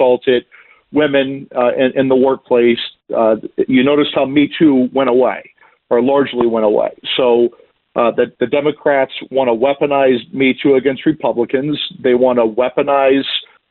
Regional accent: Iowa, United States; moved away; I'm from Iowa originally

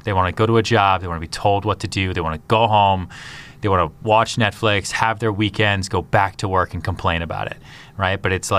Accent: Massachusetts, United States; Yeah, but I grew up outside Boston, so I grew up watching the Patriots from Bledsoe all the way through today, and the Red Sox and that, because those are my formative years.

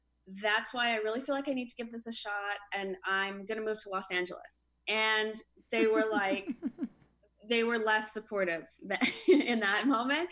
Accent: Canada; now in Venice; I kind of grew up in a small Canadian town

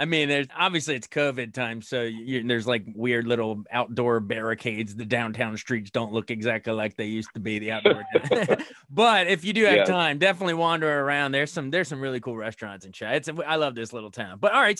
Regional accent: Frederick, Maryland, United States; I'm calling from Frederick, Maryland right now. My wife and I live here. I grew up here, and our city, a little hour north of D.C., hour west of Baltimore

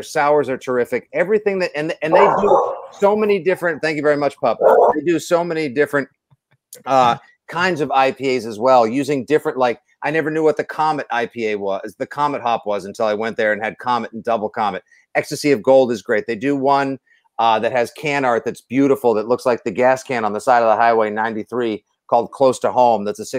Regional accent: Braintree, Massachusetts, United States; in my hometown of Braintree, Massachusetts.

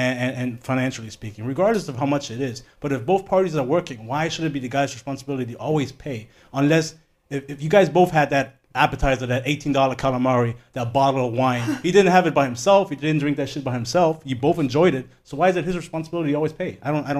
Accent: Germany; now in United States; I grew up in Germany.

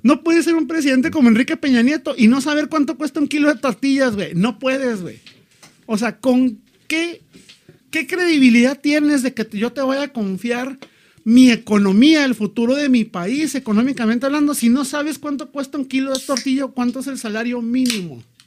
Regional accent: Mexico; En México nos reímos de nosotros mismos

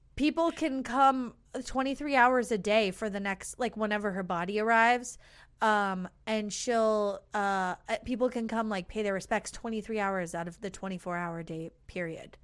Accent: United States; we're American

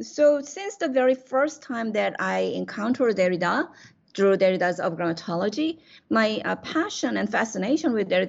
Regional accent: South Korea; English is a second language; now in United States; I grew up in Asian culture in South Korea, but my education was modern education

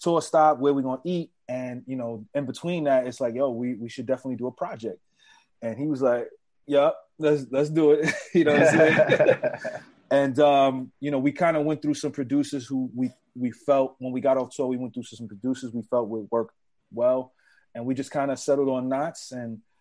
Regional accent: New York City, New York, United States; growing up in the Bronx

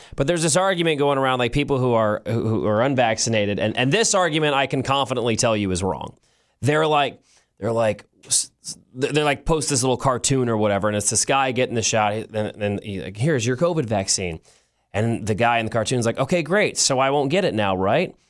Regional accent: United States; as an American

